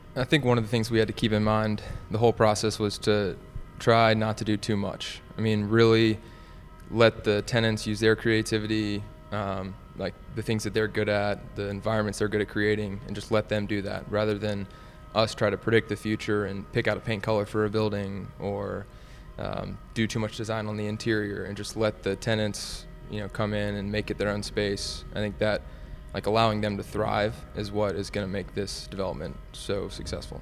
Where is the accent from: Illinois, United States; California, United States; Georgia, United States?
Georgia, United States; Atlanta; I'm from Atlanta. My parents are from the North, though. So I'm a second generation, or I guess I'm a first generation Atlanta.